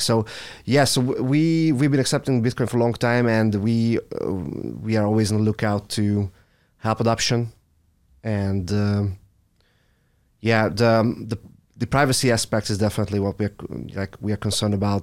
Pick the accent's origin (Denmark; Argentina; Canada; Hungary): Hungary; I'm from Hungary